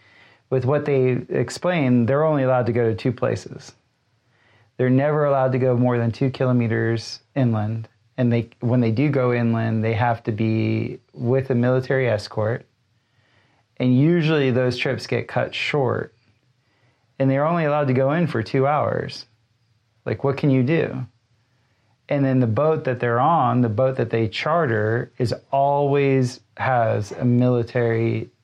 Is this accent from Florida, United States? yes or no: yes; South Florida, United States; growing up in South Florida.